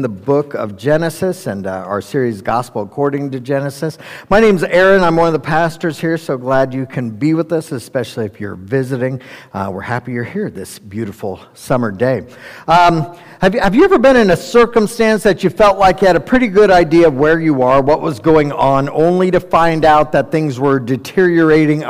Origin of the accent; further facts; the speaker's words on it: Colorado, United States; we're from Colorado.